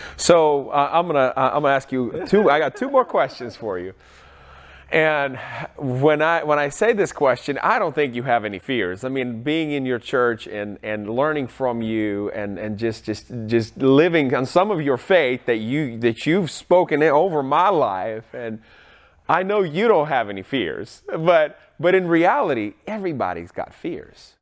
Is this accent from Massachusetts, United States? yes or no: no; Seattle, Washington, United States; I'm from Seattle